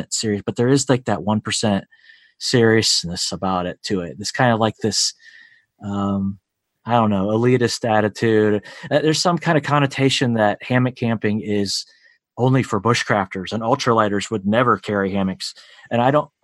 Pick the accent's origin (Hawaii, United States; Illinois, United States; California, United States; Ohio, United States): Ohio, United States; my home state here of Ohio